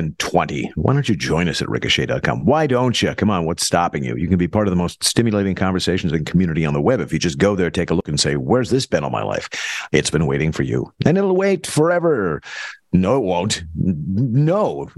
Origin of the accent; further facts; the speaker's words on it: United States; Because I'm an American.